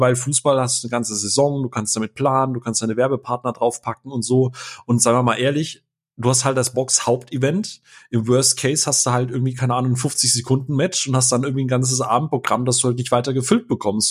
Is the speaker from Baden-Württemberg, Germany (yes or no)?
yes; Karlsruhe, Baden-Württemberg, Germany; als gebürtiger Karlsruhe